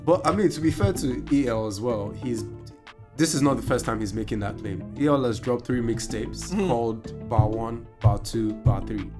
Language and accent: English; Nigeria; I'm Nigerian. I'm very proud